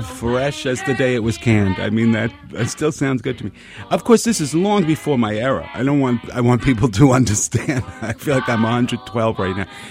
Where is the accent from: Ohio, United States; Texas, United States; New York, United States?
New York, United States; New York City; I grew up very close to here, Pelham Parkway and White Plains Road